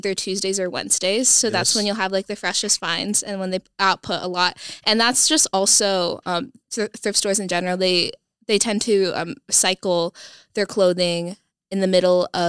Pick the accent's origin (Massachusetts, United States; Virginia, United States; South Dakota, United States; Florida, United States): South Dakota, United States; Sioux Falls; moved away as an adult; also born or lived in Phoenix, Arizona; I am originally from Sioux Falls, South Dakota, but my family recently moved about 1.5 years ago to Phoenix.